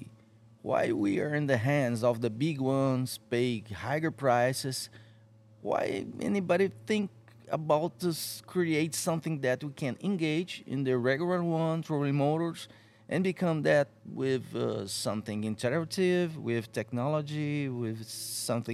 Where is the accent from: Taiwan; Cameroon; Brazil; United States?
Brazil; I'm from Brazil.